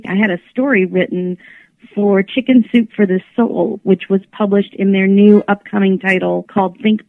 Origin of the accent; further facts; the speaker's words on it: Grand Rapids, Michigan, United States; I'm from Grand Rapids, Michigan.